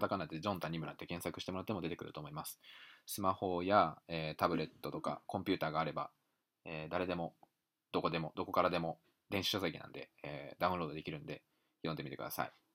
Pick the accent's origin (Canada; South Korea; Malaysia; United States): United States; now in Japan; 日本で生まれてアメリカで育った自分